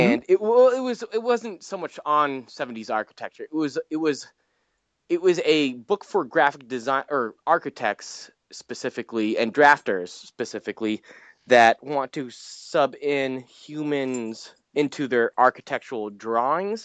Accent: New England, United States; I'm from New England.

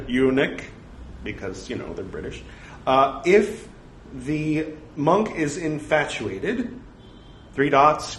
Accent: United States; since being American

